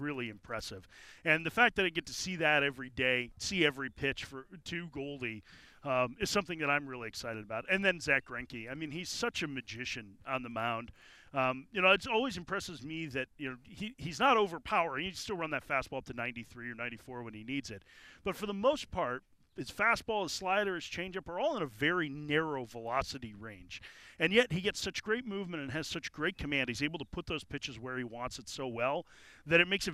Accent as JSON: {"language": "English", "town": "Chicago", "region": "Illinois", "country": "United States", "tie": "born or raised there", "moved": "yes", "said": "I grew up in Chicago, and so Wrigley Field will always hold a place in my heart"}